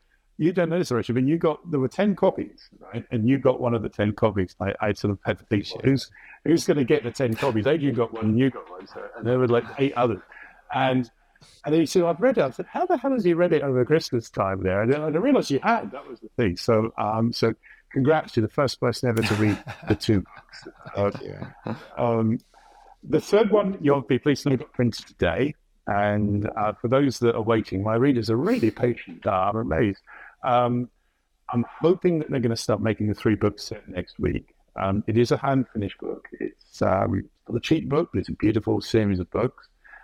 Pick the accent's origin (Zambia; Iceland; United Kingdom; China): United Kingdom; England; moved away as an adult; now in New York, United States; I'm English